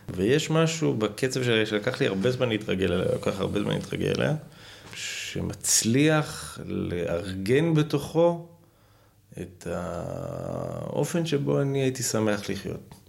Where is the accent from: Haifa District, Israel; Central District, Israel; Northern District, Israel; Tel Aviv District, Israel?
Haifa District, Israel; Haifa